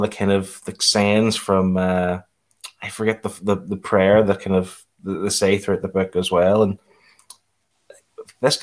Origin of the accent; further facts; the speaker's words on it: United Kingdom; us being British